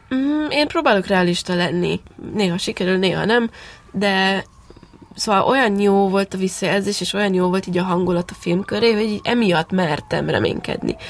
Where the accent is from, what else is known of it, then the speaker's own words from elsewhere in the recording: Transylvania, Romania; moved away as an adult; now in Hungary; Én nyilván Erdélyben nőttem fel